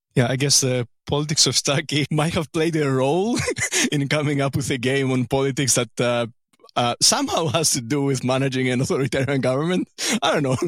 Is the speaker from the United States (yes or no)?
no; Greece; as a Greek